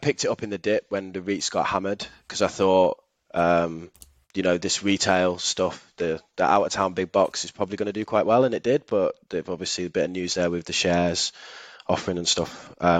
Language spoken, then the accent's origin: English; Manchester, North West England, United Kingdom; because I'm from Manchester.